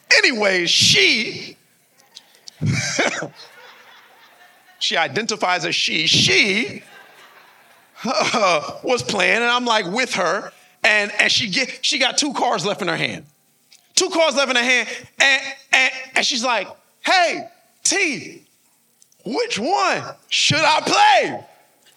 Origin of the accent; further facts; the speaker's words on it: Miami Gardens, Florida, United States; I'm from Carroll City